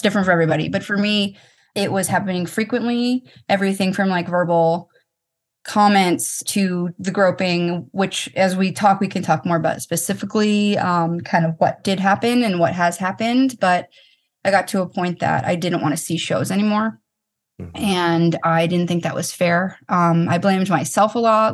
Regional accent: Boston, Massachusetts, United States; I'm from Boston

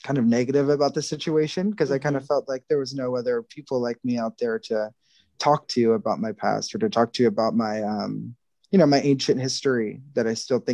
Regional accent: Texas, United States; I'm Texan American, basically, which means that my ancestors are literally from where Texas is

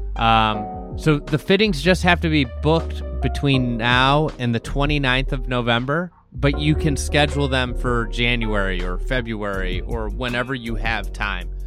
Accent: Lake Bluff, Illinois, United States; I grew up in Lake Bluff, um, Illinois, north of Chicago

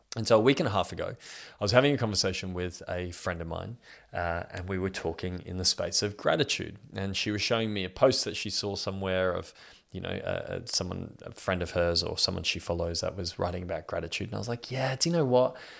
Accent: Australia; I'm 32 years old and I'm from Australia.

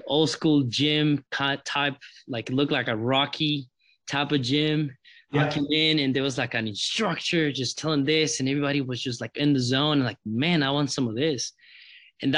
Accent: San Jose, Costa Rica; moved away as an adult; also born or lived in Tennessee; I'm from Costa Rica, the capital, San Jose.

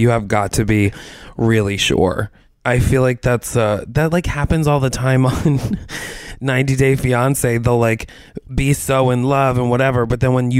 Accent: Albany, United States; it's hard to really talk up at least my hometown, other than I'm like, I love it because it's my hometown. But from the outside, people aren't flocking to Albany

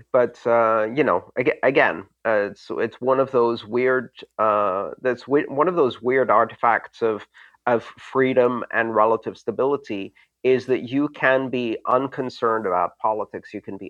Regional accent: Greece; English is a second language; Like when I grew up in Greece, that we always discussed those things at the dinner table with our parents

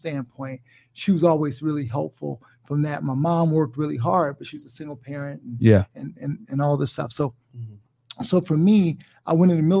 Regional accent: South Carolina, United States; I'm from South Carolina, right?

